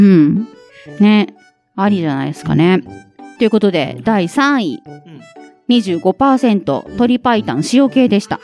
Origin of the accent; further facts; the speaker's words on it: Aichi, Japan; born or raised there